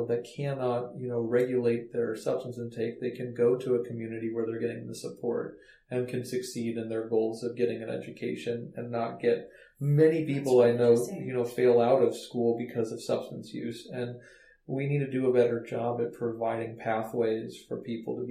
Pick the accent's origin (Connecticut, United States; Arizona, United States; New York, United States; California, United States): California, United States; Palo Alto; moved away as an adult; also born or lived in Baltimore; I was one of those kids that was kind of sheltered growing up in Palo Alto